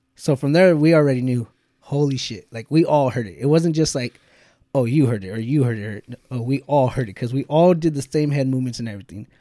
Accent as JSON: {"language": "English", "country": "United States", "said": "being American"}